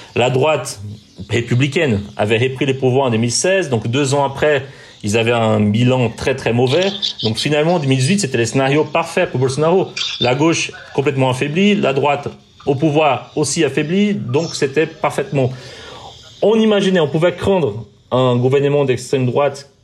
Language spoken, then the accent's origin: French; Brazil; moved away as an adult; now in France; je suis né au Brésil, j'ai grandi au Brésil